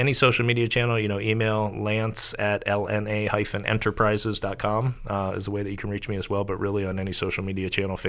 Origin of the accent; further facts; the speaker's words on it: Columbus, Ohio, United States; also born or lived in Cincinnati; Grew up in Columbus, spent 2 years in Cleveland, so I haven't really been a fan of either lately.